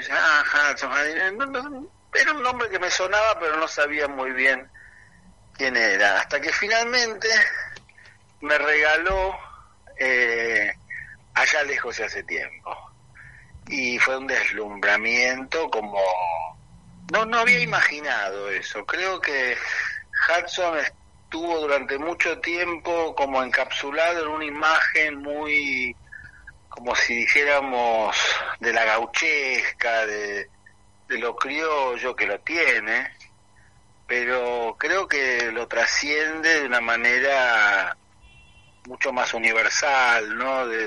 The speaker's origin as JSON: {"language": "Spanish", "region": "England", "country": "United Kingdom", "tie": "born or raised there", "said": "si bien yo soy bilingüe, o sea, porque como, como les contaba, me crié en parte en Inglaterra."}